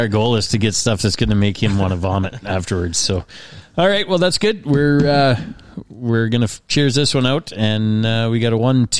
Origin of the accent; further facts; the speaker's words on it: New Brunswick, Canada; back from my my old stomping ground, St. John. Well, I'm not from St. John, but New Brunswick.